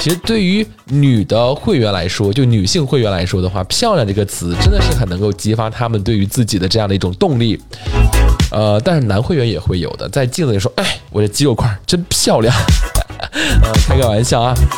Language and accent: Chinese; China; 对于我们中国人来说，饺子蕴含着至高无上的美好的寓意和情感的表达